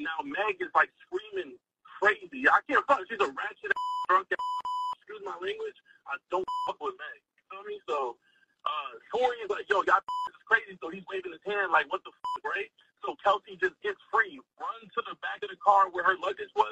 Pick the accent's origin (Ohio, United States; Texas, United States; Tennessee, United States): Texas, United States; Houston; now in San Antonio, United States; I'm from Houston, right? I'm in San Antonio right now.